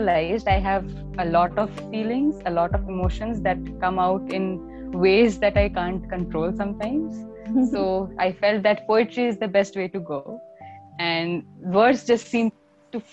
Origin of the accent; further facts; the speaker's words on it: India; I'm a poet from India